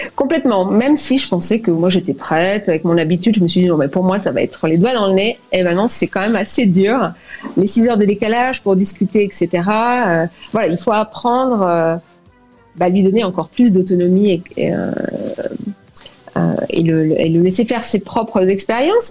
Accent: France; moved away as an adult; also born or lived in Cuba / Martinique; now in Bogota, Colombia; je me suis sentie vraiment contente d'être française

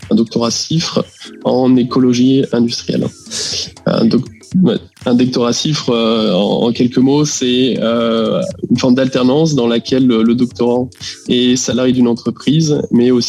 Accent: Lyon, Auvergne-Rhône-Alpes, France; Exactement, oui. Donc j'ai euh, fait une école d'ingé qui s'appelle euh, l'INSA de Lyon.

